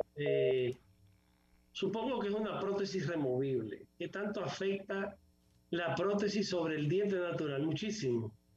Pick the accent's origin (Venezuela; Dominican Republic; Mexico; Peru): Dominican Republic